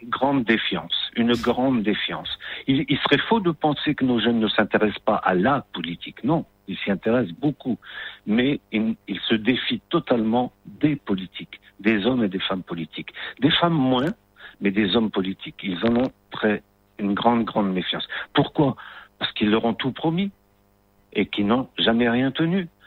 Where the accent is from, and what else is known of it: Morocco